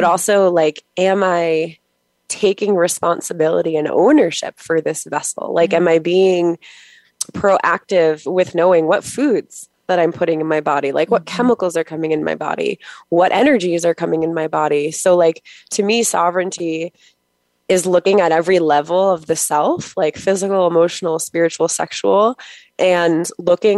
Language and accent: English; Long Island, New York, United States; I'm from New York on Long Island.